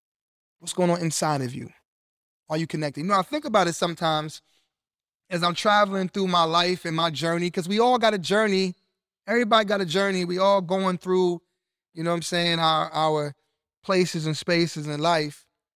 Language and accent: English; Brooklyn, New York, United States; born there; now in Cleveland, United States; I was born in Brooklyn, New York. Majority of my family is in New York. And I moved here to Cleveland, Ohio with my mom and my siblings.